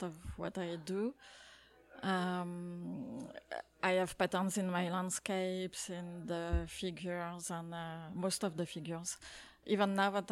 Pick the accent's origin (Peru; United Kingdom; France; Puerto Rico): France; moved away as an adult; now in Canada; I grew up in France and we moved to Canada when I was in my early 30s